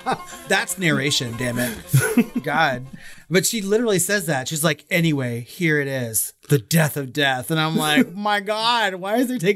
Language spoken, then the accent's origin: English; Texas, United States; we're both from Texas.